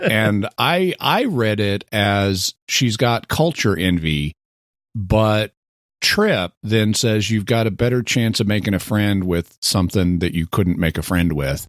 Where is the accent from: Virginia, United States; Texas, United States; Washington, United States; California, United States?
Texas, United States; born or raised there